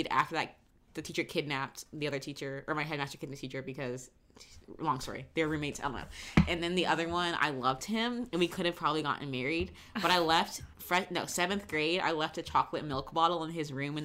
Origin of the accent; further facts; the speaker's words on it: Florida, United States; now in Los Angeles, United States; I'm from Florida